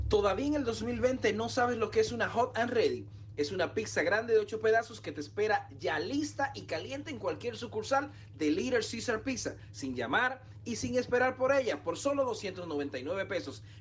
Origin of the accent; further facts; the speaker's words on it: Dominican Republic; como dominicano